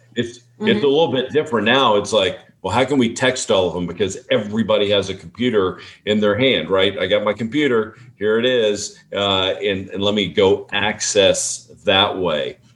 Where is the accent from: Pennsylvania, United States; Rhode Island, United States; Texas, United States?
Texas, United States; We're from Texas